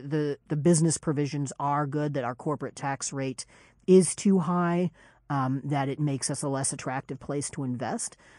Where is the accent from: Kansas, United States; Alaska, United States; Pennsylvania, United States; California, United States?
Kansas, United States; I'm from Kansas